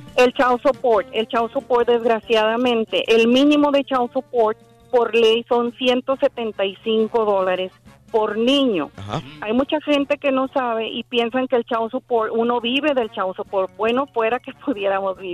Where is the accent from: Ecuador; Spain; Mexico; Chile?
Mexico; moved away as an adult; now in United States; yo soy de México, pero pues ya tengo muchos años acá, tengo 23 años en Estados Unidos.